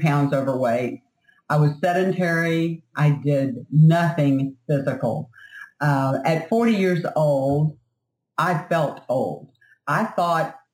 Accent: South Louisiana, United States; I grew up in South Louisiana

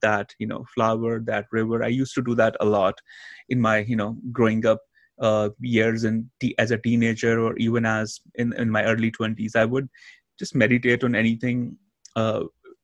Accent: India; moved away; I grew up in India

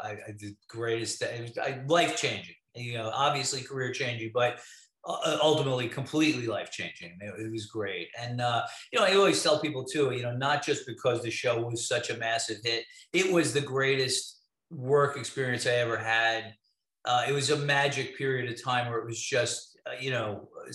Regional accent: New York City, New York, United States; moved away; I grew up in Brooklyn, I was born in 1960

